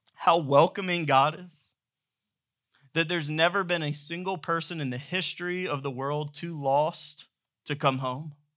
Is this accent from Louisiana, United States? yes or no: no; Georgia, United States; moved away; I grew up in Georgia